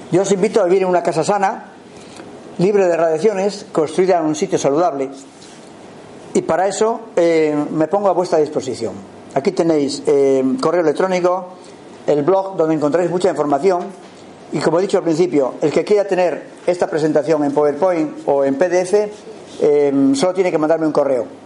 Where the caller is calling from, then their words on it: Girona, Catalonia, Spain; Porque en mi pueblo, aquí en Gerona, ya han puesto los contadores